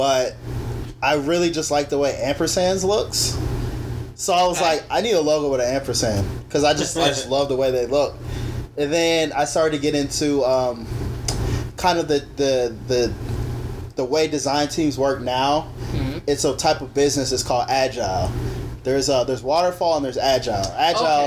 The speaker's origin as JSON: {"language": "English", "region": "Arizona", "country": "United States", "said": "I'm from Arizona"}